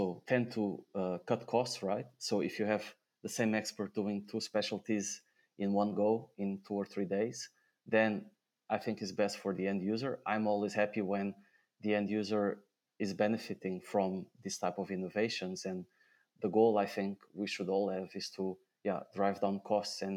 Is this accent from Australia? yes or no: no; Portugal; moved away as an adult; also born or lived in Switzerland; now in Netherlands; my home country, Portugal